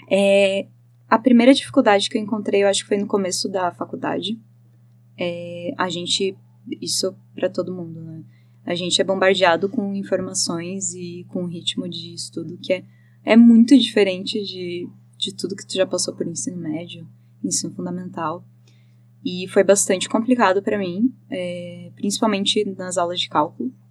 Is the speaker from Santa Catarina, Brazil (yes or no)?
yes; Joinville, Santa Catarina, Brazil; moved away as an adult; now in Curitiba, Brazil; Não, eu sou de Joinville. Joinville. todo mundo mora, mora lá.